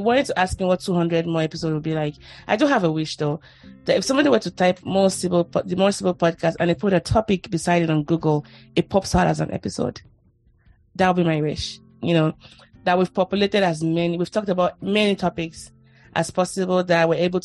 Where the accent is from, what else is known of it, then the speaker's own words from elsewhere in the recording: Nigeria; moved away as an adult; now in United States; I moved from Nigeria to the US